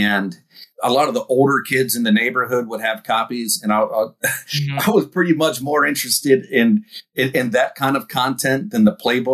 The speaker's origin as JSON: {"language": "English", "region": "East Coast", "country": "United States", "tie": "born or raised there", "said": "growing up on the East Coast"}